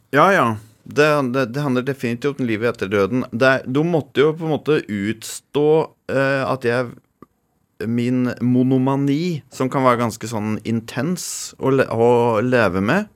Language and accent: Norwegian; Toten, Innlandet, Norway; Dirigerte kirkekoret hjemme på Toten i 25 år.